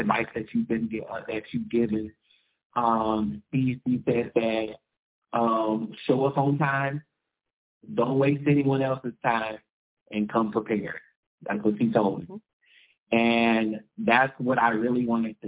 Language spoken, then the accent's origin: English; Jasper, Texas, United States; I grew up in Jasper, Texas, on the border of Louisiana